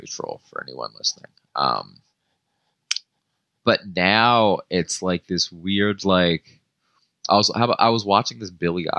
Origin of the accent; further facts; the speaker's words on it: Marietta, Georgia, United States; I'm from Georgia and that's just what people, it's like everyone had trucks, everyone built their own stuff, like, you know what I mean? Like, and I'm from Marietta, so it's not like I wasn't in like the woods